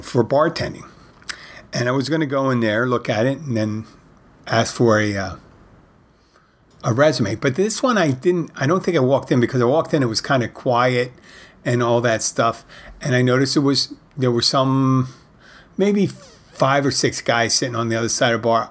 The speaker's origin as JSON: {"language": "English", "town": "Philadelphia", "region": "Pennsylvania", "country": "United States", "tie": "born or raised there", "moved": "yes", "lives_now": "Florida Keys, United States", "said": "I grew up in Philadelphia"}